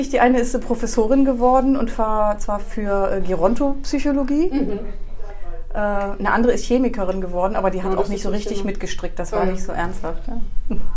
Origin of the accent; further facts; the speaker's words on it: Refrath, North Rhine-Westphalia, Germany; also born or lived in Porz; also ich bin in Ports nur geboren und habe die ersten zwei Jahre da verbracht. Und dann bin ich nach